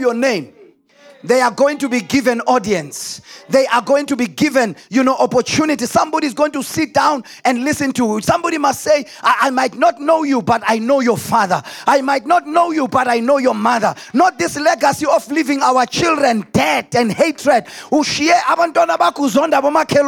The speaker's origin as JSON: {"language": "English", "country": "South Africa", "said": "us in our place as South Africans"}